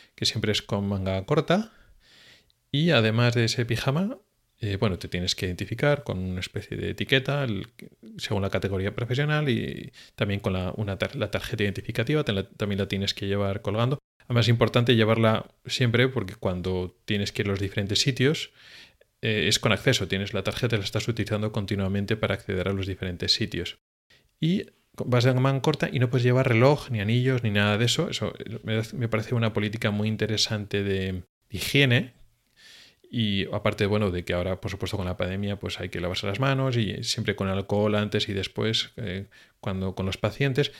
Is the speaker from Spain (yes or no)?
yes; Spain; now in Sweden; somos los españoles